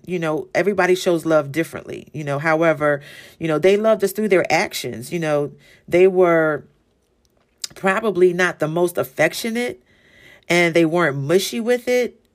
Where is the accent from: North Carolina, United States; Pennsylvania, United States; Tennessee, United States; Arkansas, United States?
Pennsylvania, United States; Philadelphia; I'm from Philly, so the city of brotherly love